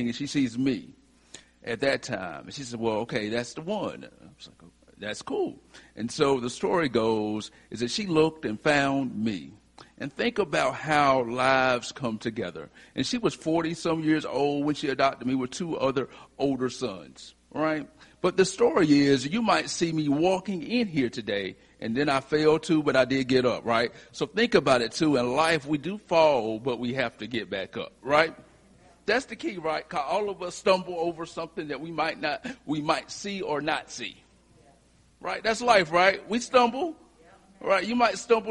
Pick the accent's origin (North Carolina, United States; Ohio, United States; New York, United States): North Carolina, United States; Whiteville; from Whiteville, North Carolina